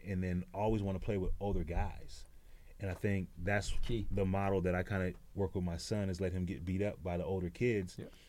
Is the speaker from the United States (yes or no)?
yes; Minnesota, United States; Well, cold, and I was short, man.